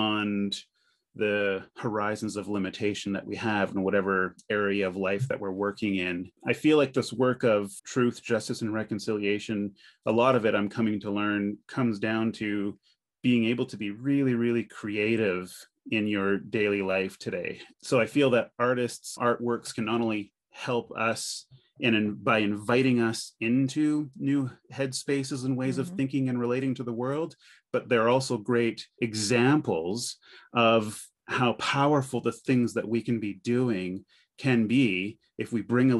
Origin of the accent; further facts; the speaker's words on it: near North Bay, Northern Ontario, Canada; moved away; also born or lived in North Bay, Ontario; I was born in North Bay, but we grew up and lived in a small little French town just outside of North Bay at the time